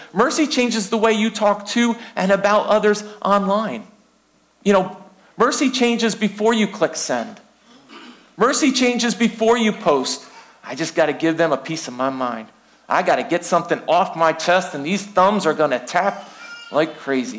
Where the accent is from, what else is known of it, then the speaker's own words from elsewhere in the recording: United States; I am American